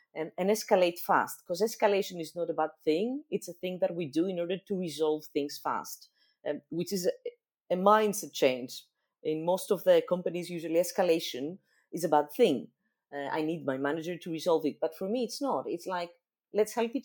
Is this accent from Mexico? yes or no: no; Greece; English is a second language; my home country